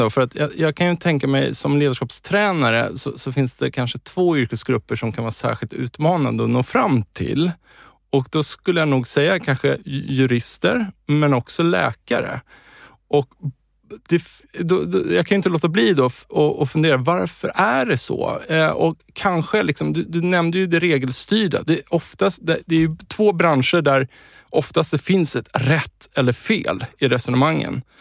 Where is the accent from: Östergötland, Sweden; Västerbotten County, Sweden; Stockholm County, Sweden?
Stockholm County, Sweden; Stockholm; also born or lived in Uppsala; Jag är född i Stockholm i Bromma. Jag är 59 år.